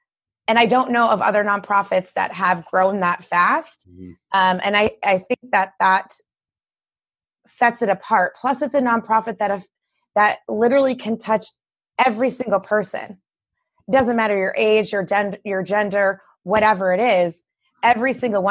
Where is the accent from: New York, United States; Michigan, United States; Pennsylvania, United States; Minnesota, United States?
Michigan, United States; I'm from Michigan, you know. I'm a Midwesterner. I'm from Michigan